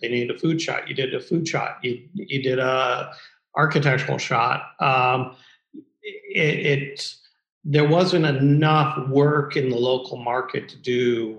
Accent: Midwest, United States; You know, I'm still a Midwesterner and just New York's for the young and the wealthy.

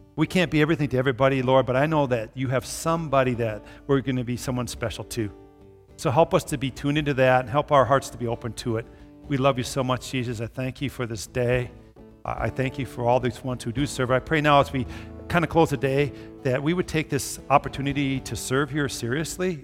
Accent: Brooklyn Park, Minnesota, United States; now in Brookings, United States; I grew up in Brooklyn Park by the Twin Cities

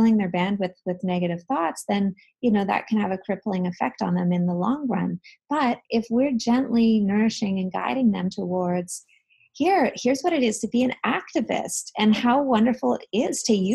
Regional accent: Canada; I'm from Canada

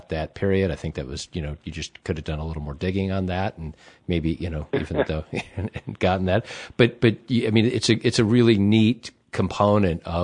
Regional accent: United States; as an American

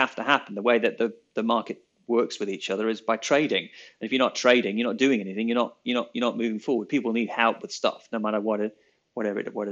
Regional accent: England, United Kingdom; now in New Zealand; we're English

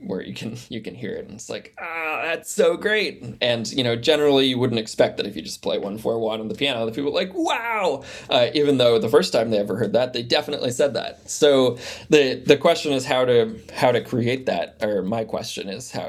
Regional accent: United States; growing up in the United States and born in 1991

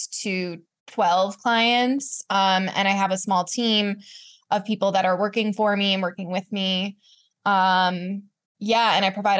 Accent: Charlottesville, Virginia, United States; also born or lived in New York; I moved back to Virginia, to my hometown of Charlottesville

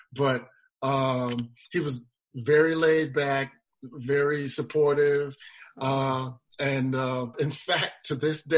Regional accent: Chicago, Illinois, United States; Chicago, which was my hometown

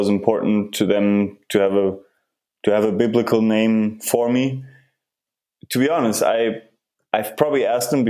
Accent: Germany; moved away as an adult; also born or lived in Canada / United Kingdom / Berlin; I'm originally from Germany, and I'm back here now. I live in Berlin

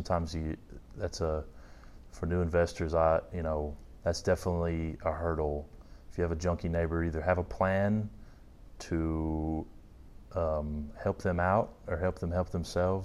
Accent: Tullahoma, Tennessee, United States; moved away as an adult; also born or lived in North Carolina; now in Nashville, United States; now I'm in the Nashville, Tennessee area, but originally from a small town in Tennessee called Tullahoma

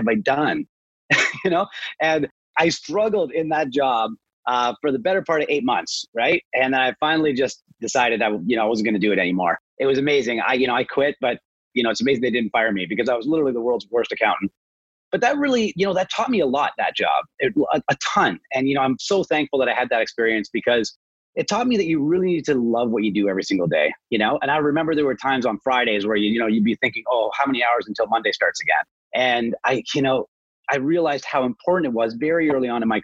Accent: Toronto, Ontario, Canada; also born or lived in British Columbia; I grew up kind of outside of Toronto, but I've always been around Toronto

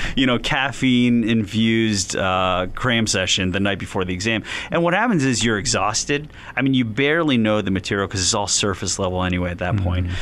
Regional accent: Philadelphia, Pennsylvania, United States; now in North Canton, United States; I was born and raised in West Philadelphia

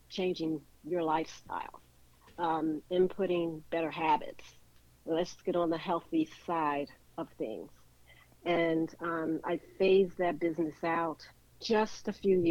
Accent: Philadelphia, Pennsylvania, United States; moved away as an adult; also born or lived in Wynnefield, Pennsylvania / West Chester, Pennsylvania; now in Atlanta, United States; I was born and raised in West Philadelphia.

